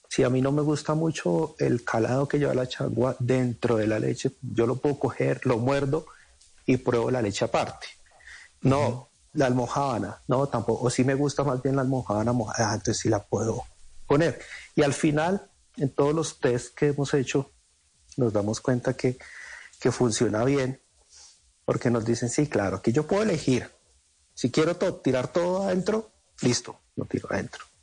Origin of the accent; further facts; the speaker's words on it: Sogamoso, Boyacá, Colombia; de mi tierra.